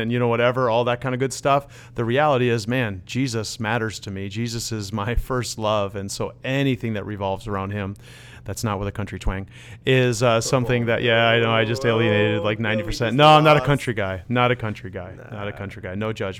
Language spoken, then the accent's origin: English; Netherlands; born there; So I am Dutch. I was born in the Netherlands. I'm fluent in Dutch.